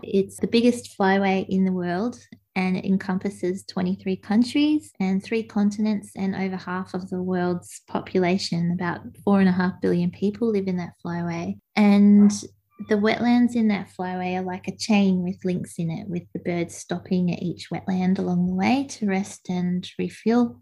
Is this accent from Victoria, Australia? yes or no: yes; Gippsland, Victoria, Australia; I grew up in Gippsland in Victoria